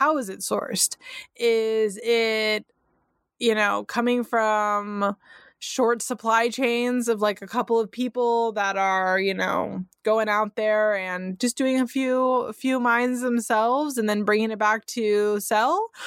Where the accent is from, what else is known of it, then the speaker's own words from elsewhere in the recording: California, United States; first language English; I'm from California